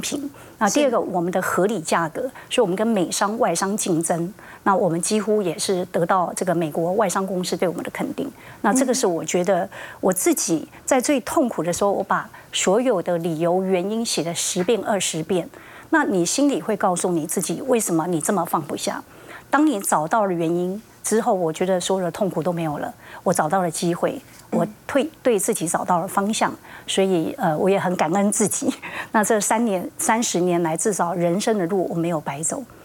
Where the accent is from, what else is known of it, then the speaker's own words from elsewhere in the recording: Taiwan; 我就是从台湾来的一个小城里面的姑娘